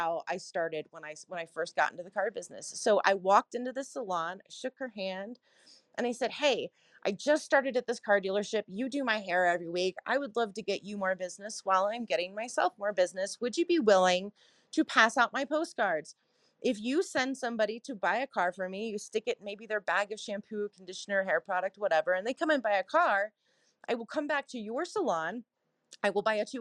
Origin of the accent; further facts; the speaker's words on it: Cincinnati, Ohio, United States; also born or lived in Chicago / South Carolina; now in Colorado, United States; I'm originally from Cincinnati, Ohio, spent some time in Chicago and South Carolina as well